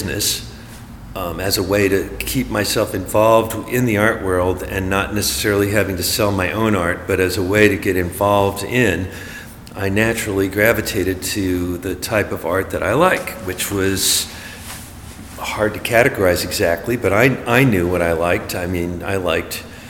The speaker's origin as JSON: {"language": "English", "town": "Berkeley", "region": "California", "country": "United States", "tie": "born or raised there", "also_born_or_lived": "Los Angeles", "said": "I grew up in Berkeley"}